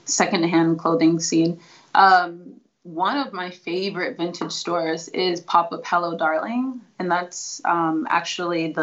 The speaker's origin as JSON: {"language": "English", "town": "Seattle", "region": "Washington", "country": "United States", "said": "I'm from Seattle."}